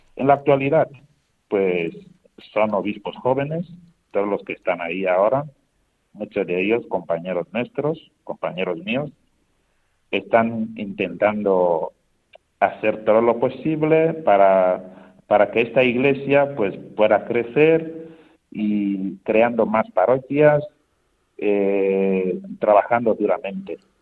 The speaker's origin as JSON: {"language": "Spanish", "country": "Equatorial Guinea", "tie": "born or raised there", "moved": "as an adult", "lives_now": "Spain", "said": "yo he cantado en muchos coros parroquiales en Guinea, y aquí en España"}